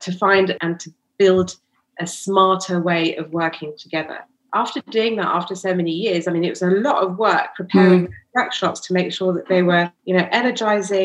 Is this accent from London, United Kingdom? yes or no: yes; London, United Kingdom; We were born and bred in London